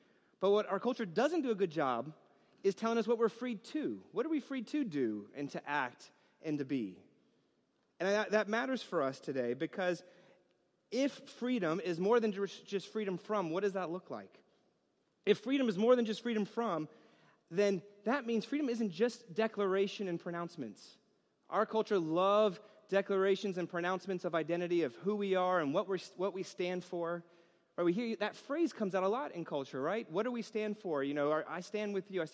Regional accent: New York, United States; growing up in New York

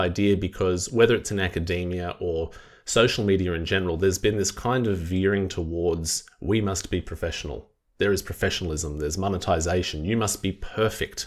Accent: Wollongong, New South Wales, Australia; my hometown of Wollongong

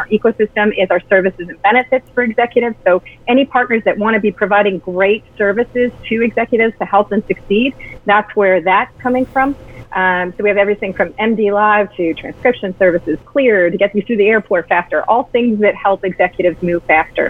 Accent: Canada; as a Canadian

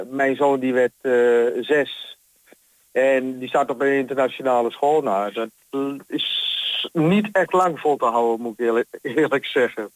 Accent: Almelo, Overijssel, Netherlands; moved away as an adult; now in Hengelo, Netherlands; ik ben 62. geboren in Almelo

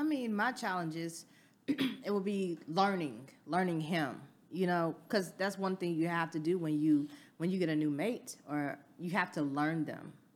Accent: the South, United States; I'm from the South

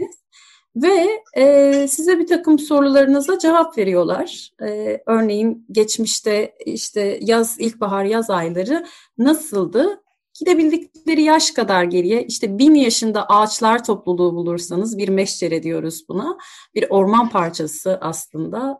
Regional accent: Turkey

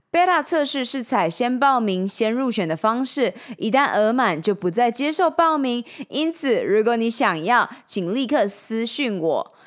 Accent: Changhua County, Taiwan; moved away; also born or lived in Taichung, Taiwan / Taipei, Taiwan / United States; 我在彰化出生，在台中小明女中念完六年的女校，到了台北大学休闲运动与管理学系，接着到美国修习

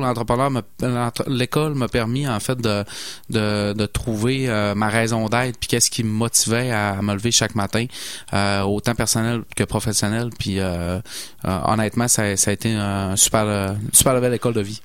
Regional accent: Saguenay, Quebec, Canada; moved away as an adult; mon accent me trahit. Hein. je suis originaire de Saguenay

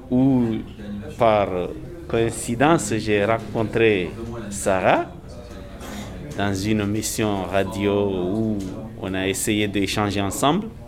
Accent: Comoros; Je suis comorienne.

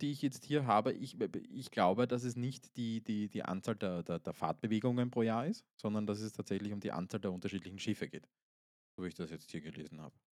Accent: Austria; Ich bin Österreicher, das ist furchtbar.

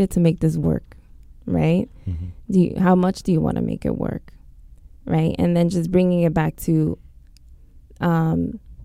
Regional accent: New York, United States; growing up in New York, you know, it's definitely taboo in the schools

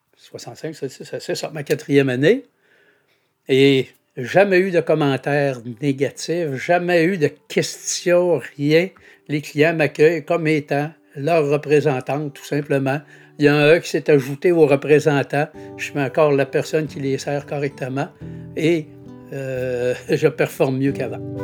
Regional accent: Saguenay, Quebec, Canada; Je suis de Chipcha au Saguenay. En fait, Chipcha, c'est voisin de Jonquière

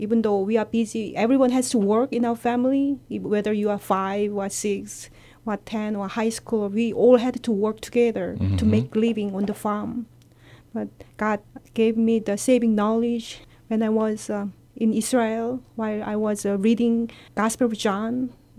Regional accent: South Korea; Yes, my parents and my family all live in Korea, and my parents were farmer, and they are first generation Christian.

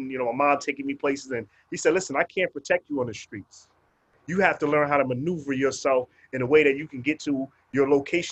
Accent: New York City, New York, United States; also born or lived in Brooklyn; we grew up in Far Rockaway, Queens, and then we grew up in different Wave Crest

